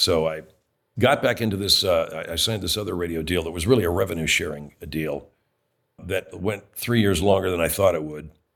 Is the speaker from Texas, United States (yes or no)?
no; California, United States; I was raised in California, not Canada, not Toronto, Canada.